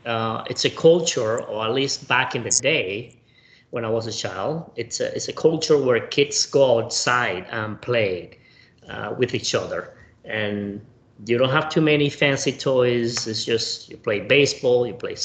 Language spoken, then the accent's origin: English; Camagüey, Cuba; moved away as an adult; I was born in Camagüey, Cuba, in 1979.